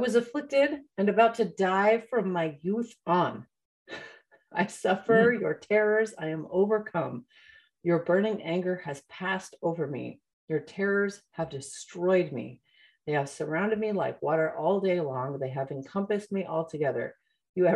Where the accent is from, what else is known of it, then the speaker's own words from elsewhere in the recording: upstate New York, United States; also born or lived in Georgia, United States; I moved from Georgia to upstate New York